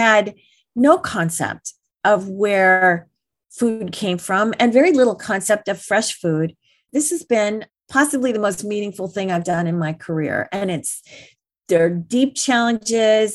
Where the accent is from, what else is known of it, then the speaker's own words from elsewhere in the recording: Detroit, Michigan, United States; I grew up outside of Detroit.